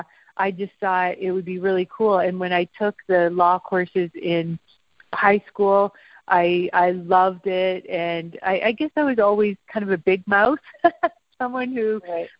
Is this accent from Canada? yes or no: yes; Peel region, Ontario, Canada; also born or lived in Ottawa / London, Ontario; I was born in Ottawa, and then my family lived in London, Ontario for a few years. And then by the time I was in the Peel region. So living out in the country, kind of between Milton, Georgetown, Brampton